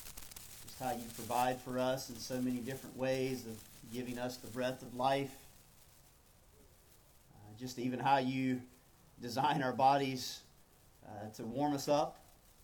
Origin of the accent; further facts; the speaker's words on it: North Carolina, United States; moved away as an adult; now in South Florida, United States; my hometown there in North Carolina